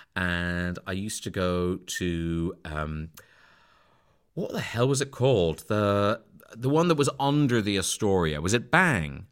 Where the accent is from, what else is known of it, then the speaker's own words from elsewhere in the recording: Ireland; moved away; I grew up a Protestant in Southern Ireland, where everyone is Catholic